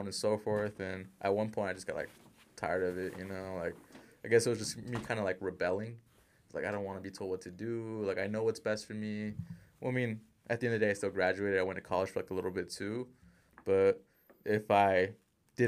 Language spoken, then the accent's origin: English; Utah, United States; also born or lived in California; born in California, raised in Utah.